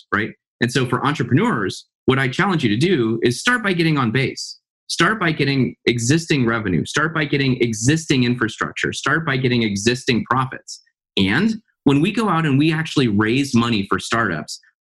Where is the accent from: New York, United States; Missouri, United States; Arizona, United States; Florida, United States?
Missouri, United States; St. Louis; growing up in St. Louis, Missouri